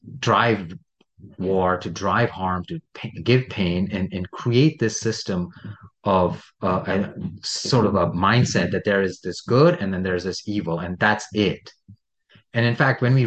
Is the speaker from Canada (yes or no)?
no; India; born or raised there